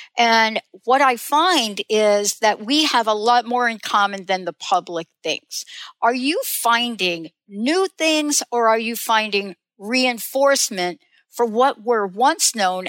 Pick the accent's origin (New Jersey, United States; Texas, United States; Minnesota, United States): New Jersey, United States; also born or lived in New York; now in Seattle, United States; I moved clear across from Jersey, grew up in New York, New Jersey all my life, moved to Seattle